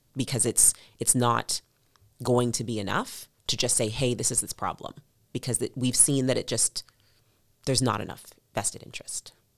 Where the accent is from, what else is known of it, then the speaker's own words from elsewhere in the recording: Edmonton, Alberta, Canada; growing up in Millwoods